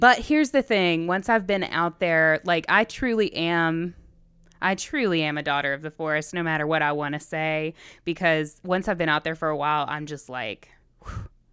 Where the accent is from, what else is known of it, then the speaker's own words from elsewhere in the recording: Virginia, United States; I grew up in Virginia.